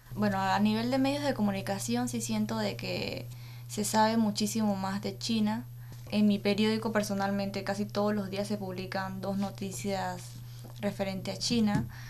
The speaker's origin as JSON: {"language": "Spanish", "country": "Panama", "said": "vengo de Panamá y represento a la Estrella de Panamá"}